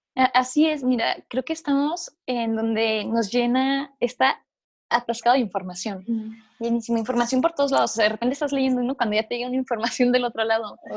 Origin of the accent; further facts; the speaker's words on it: Chihuahua, Mexico; yo soy de Chihuahua